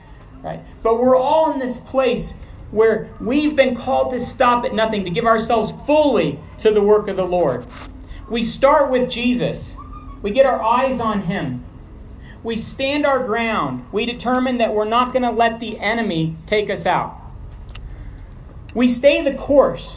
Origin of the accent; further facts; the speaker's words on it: Montrose, Colorado, United States; now in New Mexico, United States; I was born in Montrose and spent a lot of time in Colorado, I'm now from the beautiful state of New Mexico